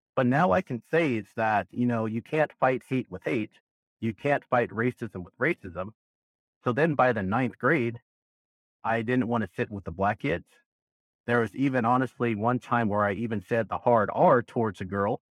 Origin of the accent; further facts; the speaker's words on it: Berkeley, California, United States; moved away as an adult; now in Southern Nevada, United States; I was born and raised in Berkeley, California. I lived there for a good twenty-six years of my life